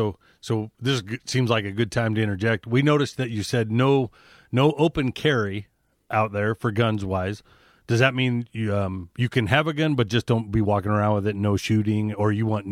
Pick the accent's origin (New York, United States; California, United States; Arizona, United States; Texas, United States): Arizona, United States; we're from Arizona.